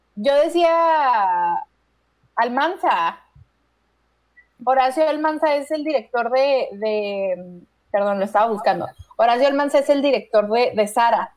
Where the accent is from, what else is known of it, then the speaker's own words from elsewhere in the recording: Mexico; soy mexicana